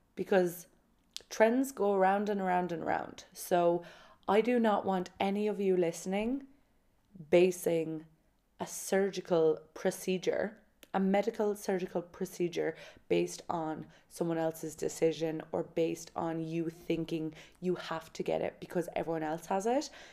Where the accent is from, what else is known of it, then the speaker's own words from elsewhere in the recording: Kerry, Munster, Ireland; I'm from Kerry